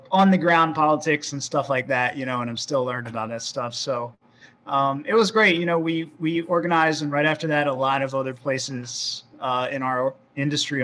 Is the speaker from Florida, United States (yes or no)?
yes; Florida, United States; I grew up in Florida